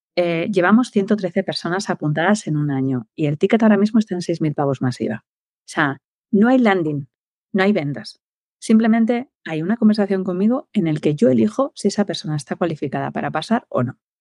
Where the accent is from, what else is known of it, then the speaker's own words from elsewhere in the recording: Valladolid, Castile and León, Spain; yo soy de Valladolid